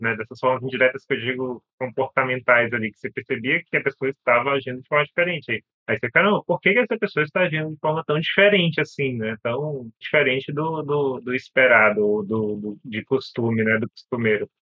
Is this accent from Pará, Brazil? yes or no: yes; Pará, Brazil; tenho 31 anos, sou do Pará